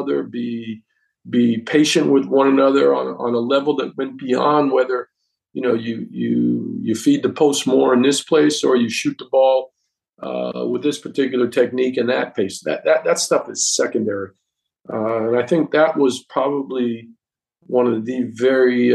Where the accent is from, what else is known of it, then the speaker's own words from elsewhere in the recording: United States; first language English; moved away as an adult; also born or lived in Europe; I'm American born, but I spent most of my time in Europe. When I came back after, 36 years to the United States, it was a whole different world for me. You know, it was my native tongue, and these were people that I had grown up